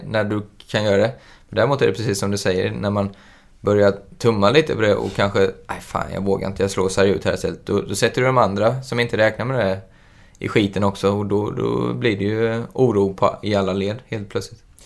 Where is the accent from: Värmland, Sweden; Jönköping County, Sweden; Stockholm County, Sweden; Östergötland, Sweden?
Jönköping County, Sweden; Jönköping; Jag kommer från Jönköping